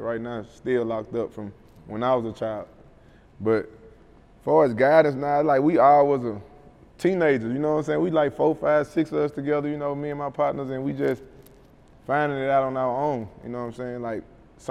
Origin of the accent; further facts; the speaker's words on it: Mobile, Alabama, United States; I love my hometown